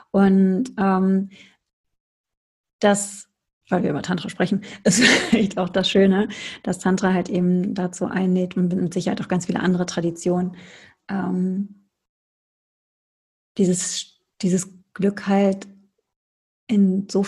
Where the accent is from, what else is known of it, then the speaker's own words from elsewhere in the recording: North Rhine-Westphalia, Germany; ich komme aus dem Ruhrpott, ich möchte mal Ananda Shakti sagen.